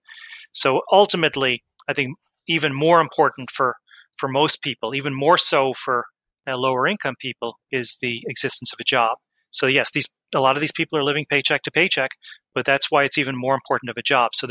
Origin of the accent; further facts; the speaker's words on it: Offaly, Leinster, Ireland; now in New York, United States; grew up in Ireland